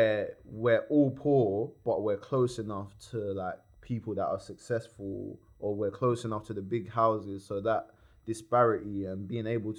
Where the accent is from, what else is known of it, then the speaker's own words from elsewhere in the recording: Croydon, London, United Kingdom; also born or lived in New Addington; I was from New Adderton and I was raised in East Croydon.